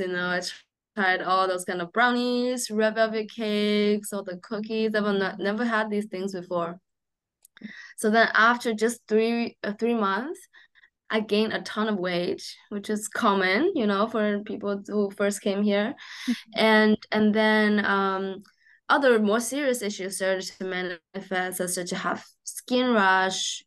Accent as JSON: {"language": "English", "region": "Shanghai", "country": "China", "tie": "born or raised there", "moved": "yes", "said": "I grew up in Shanghai, um, in a very normal family"}